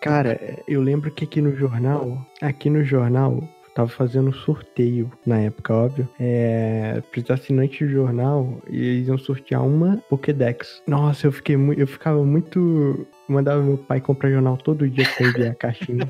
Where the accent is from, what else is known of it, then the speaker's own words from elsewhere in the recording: Brazil; a gente é brasileiro